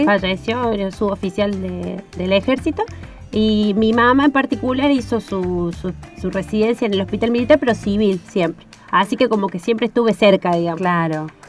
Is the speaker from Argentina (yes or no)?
yes; Córdoba, Argentina; moved away as an adult; now in Esperanza Base, Antarctica; soy de la provincia de Córdoba, ahí nací, estudié en la Universidad Nacional de Córdoba